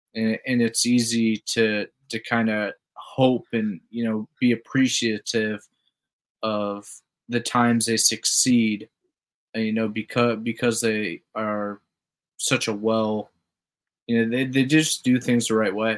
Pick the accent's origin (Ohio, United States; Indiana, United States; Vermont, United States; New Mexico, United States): Ohio, United States; Toledo; where I grew up in Toledo